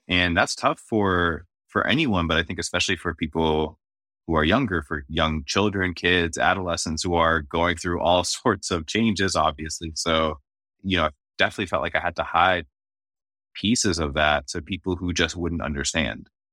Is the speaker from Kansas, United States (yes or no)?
no; just south of Boston, Massachusetts, United States; first language Arabic; now in Washington, D.C., United States; I was born and raised just south of Boston, Massachusetts